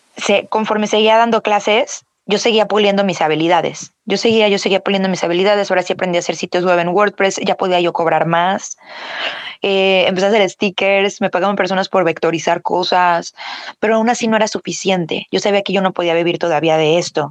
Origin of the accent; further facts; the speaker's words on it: Mexico; soy mexicana